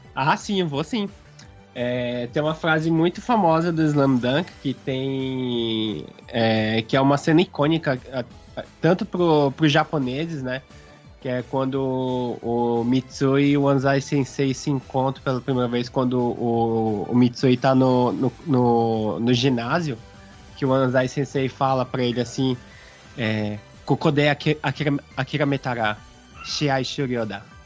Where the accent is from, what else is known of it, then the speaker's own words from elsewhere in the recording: Brazil; now in Japan; nós somos brasileiros que moramos aqui no Japão